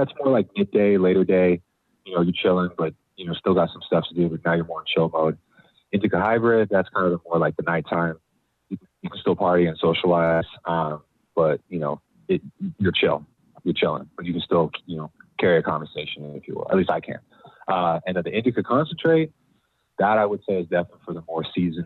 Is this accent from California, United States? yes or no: yes; Bay Area, California, United States; growing up in the Bay Area